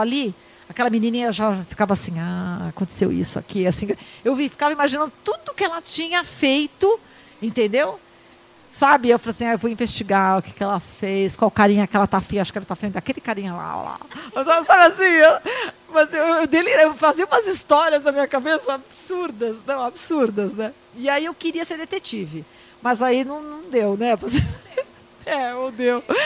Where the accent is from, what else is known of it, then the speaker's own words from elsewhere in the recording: Santos, São Paulo, Brazil; eu entrava na Igreja do Imbaré, que eu sou de Santos